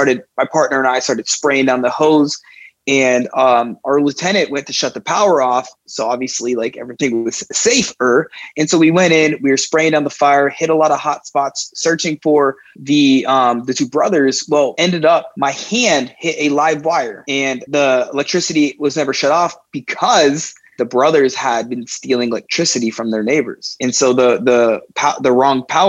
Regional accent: South Miami, Florida, United States; I grew up in South Miami

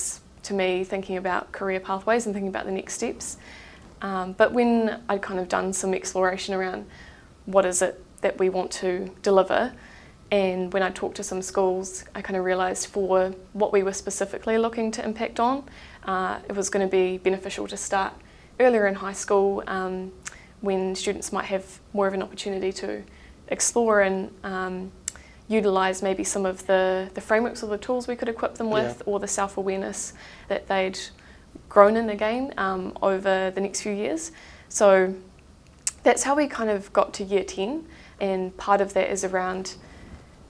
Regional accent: Christchurch, Canterbury, New Zealand; I have grown up in Christchurch

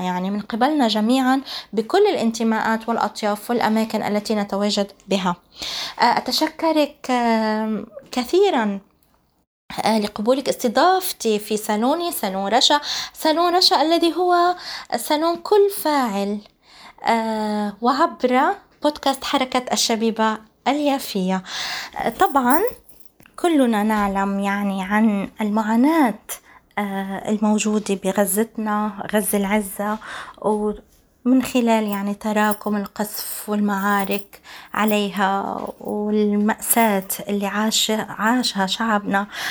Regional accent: Palestine; مجتمعنا الفلسطيني في غزة

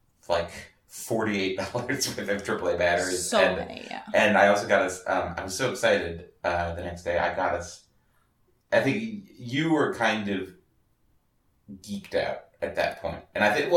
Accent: Midwest, United States; as a Midwesterner, I know how to walk on ice

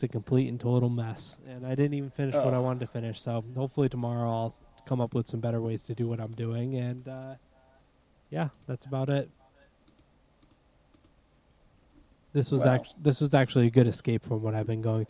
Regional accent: Massachusetts, United States; accent: Massachusetts; my Massachusetts accent

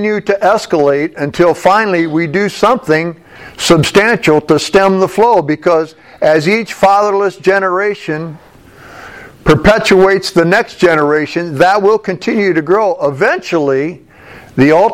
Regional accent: Findlay, Ohio, United States; I'm from Findlay, Ohio

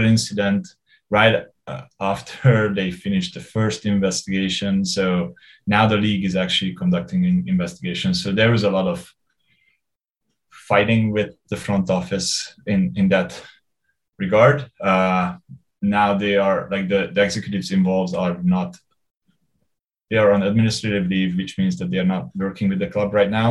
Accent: Hungary; moved away as an adult; now in Vancouver, Canada; I grew up in Hungary. I, I left when I was 28.

